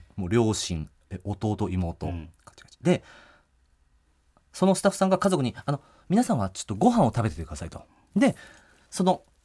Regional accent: Nagano, Japan; moved away as an adult; also born or lived in Tokyo; 地元の長野に帰って

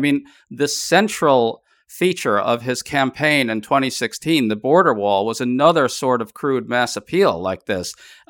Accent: New York City, New York, United States; I grew up in New York City, and my grandparents actually lived right near Jamaica Estates in Queens, which is where Trump grew up.

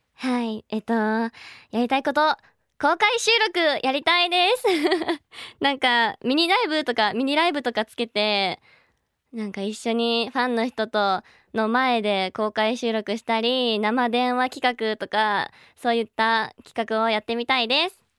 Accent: Kobe, Hyogo, Japan; 兵庫県の神戸市出身です

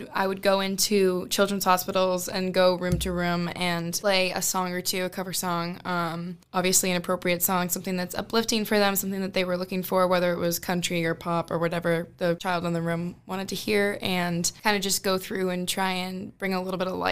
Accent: Pepperell, Massachusetts, United States; I grew up in Pepperell

